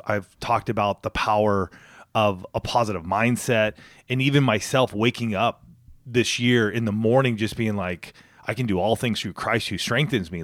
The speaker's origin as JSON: {"language": "English", "area": "outside of Palm Springs", "region": "Southern California", "country": "United States", "tie": "born or raised there", "also_born_or_lived": "Boulder, Colorado / Spokane, Washington", "moved": "as an adult", "said": "I grew up outside of Palm Springs area."}